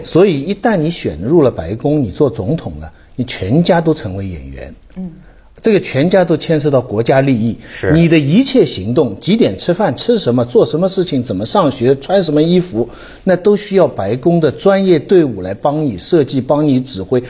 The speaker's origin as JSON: {"language": "Chinese", "country": "China", "said": "作为中国人"}